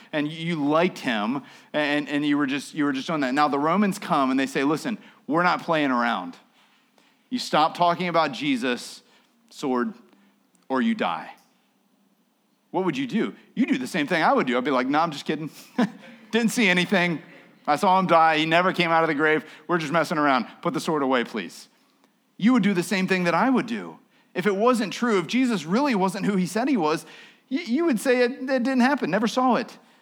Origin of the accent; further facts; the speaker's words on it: United States; I'm an American. We're Christians